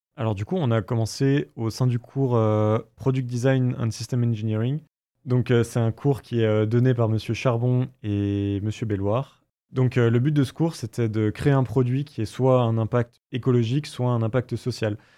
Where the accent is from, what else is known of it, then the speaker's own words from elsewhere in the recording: Bourgogne-Franche-Comté, France; moved away; on vient les deux de l'Est de la France, donc euh, Raphaël d'Alsace et moi de, Franche-Comté